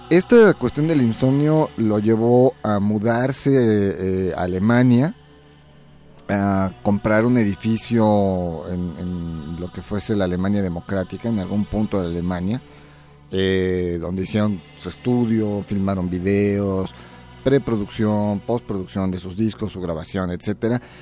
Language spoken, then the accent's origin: Spanish; Mexico; soy mexicano